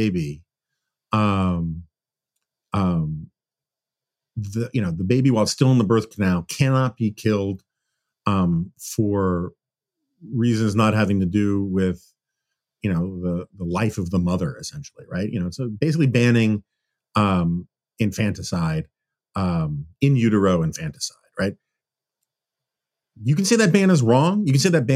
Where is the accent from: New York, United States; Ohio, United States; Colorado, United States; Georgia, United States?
New York, United States; moved away; I spent my formative years growing up in New York